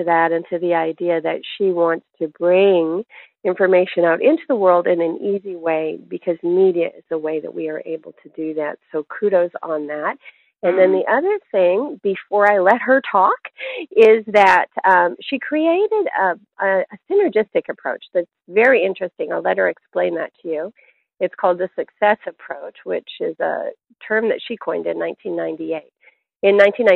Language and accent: English; Canada; now in United States; When I grew up, I grew up in Canada